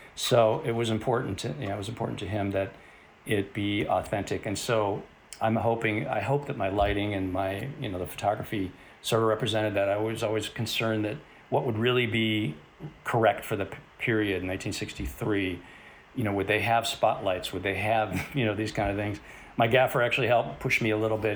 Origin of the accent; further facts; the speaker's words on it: Chicago, Illinois, United States; moved away as an adult; now in Los Angeles, United States; I grew up in Chicago, went to film school at Columbia College, uh, right out of high school